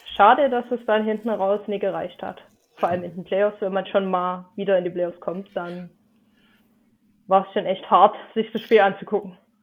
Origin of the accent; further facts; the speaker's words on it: Dresden, Saxony, Germany; Ich äh, komme aus Dresden. Hm. Und äh, ich hoffe, man hört meinen Akzent nicht zu sehr